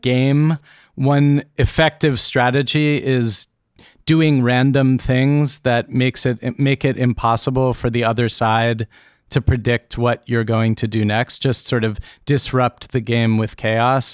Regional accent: United States; growing up in America

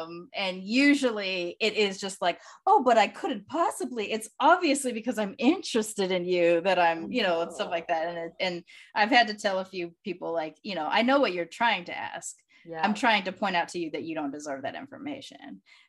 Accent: Long Beach, California, United States; also born or lived in Sacramento; oh, California. Well, you know, Long Beach, Sacramento. I was born in Sacramento. I grew up in Long Beach. I'm a military kid.

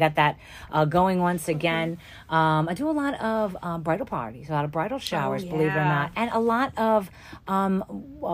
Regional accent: New York, United States; now in Kentucky, United States; I am from New York, as you can tell

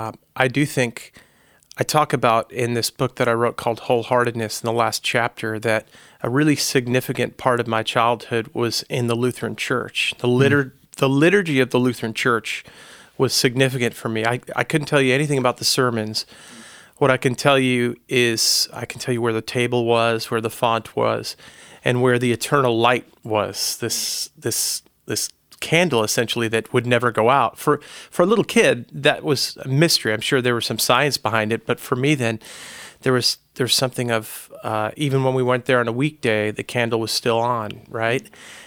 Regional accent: Long Island, New York, United States; I grew up on Long Island, and my folks were from the city, moved out to the island in the 60s, which was a time of white flight from the city.

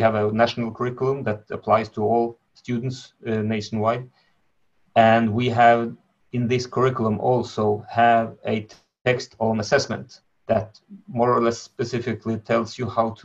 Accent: Norway; I'm from Norway

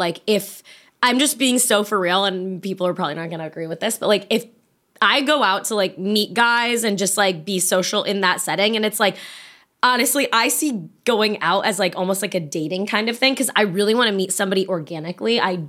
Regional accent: Virginia, United States

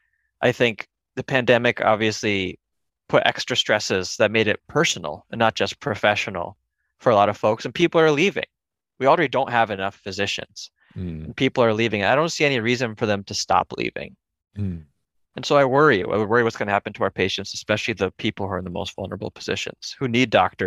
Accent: Connecticut, United States; also born or lived in India; I was born in India, but I came when I was a baby, came to Connecticut when I was a baby.

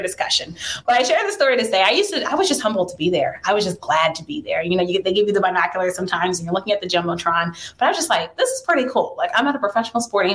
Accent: Montgomery County, Maryland, United States; I grew up in Montgomery County, Maryland

